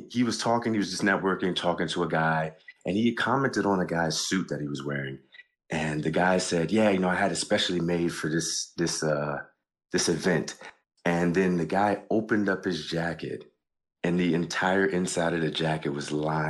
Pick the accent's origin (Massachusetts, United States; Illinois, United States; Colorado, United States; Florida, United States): Florida, United States; Miami; now in New York, United States; I'm not in Miami currently. I'm actually a student in New York. I'm from Miami, so that's kind of what I rep. But I don't plan on going back.